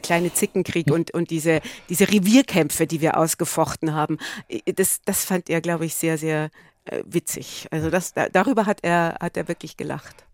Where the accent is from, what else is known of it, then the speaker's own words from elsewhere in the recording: Altötting, Bavaria, Germany; Rosenheim, Altötting, das ist ja auch so ein Bereich, wo ich aufgewachsen bin